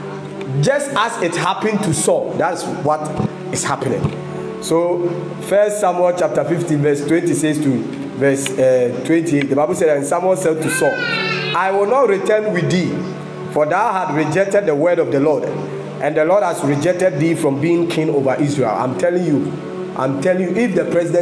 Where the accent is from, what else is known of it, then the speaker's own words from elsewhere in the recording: Ghana; I'm a Ghanaian